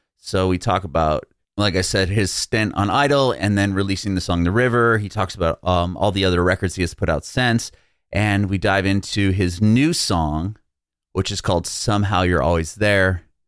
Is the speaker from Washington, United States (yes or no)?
no; San Diego, California, United States; moved away as an adult; now in Nashville, United States; San Diego